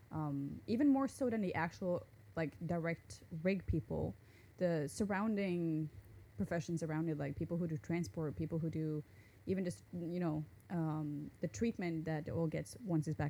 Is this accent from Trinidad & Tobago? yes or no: no; Northern Norway, Norway; first language Norwegian; English is a second language; moved away as an adult; now in Japan; I'm from Norway.